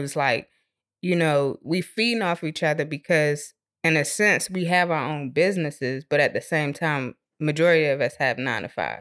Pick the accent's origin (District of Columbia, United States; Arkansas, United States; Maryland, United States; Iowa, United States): Maryland, United States; moved away; I'm originally from Maryland.